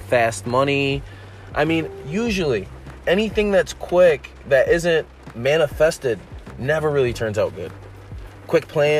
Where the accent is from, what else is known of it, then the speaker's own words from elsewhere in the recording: United States; I'm from the States, obviously